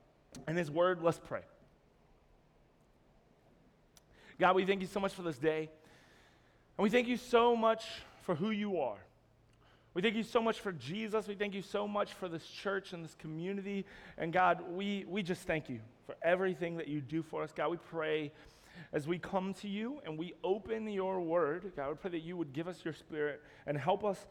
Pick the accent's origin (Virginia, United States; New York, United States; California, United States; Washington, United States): Virginia, United States; Roanoke; moved away as an adult; now in Jacksonville, United States; my wife and I, we're from Roanoke, Virginia, and we just moved to Jacksonville this Monday